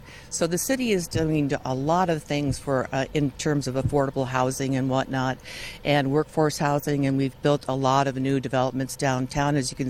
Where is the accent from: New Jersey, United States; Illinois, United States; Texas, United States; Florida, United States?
Illinois, United States; now in Santa Barbara, United States; I grew up in Illinois.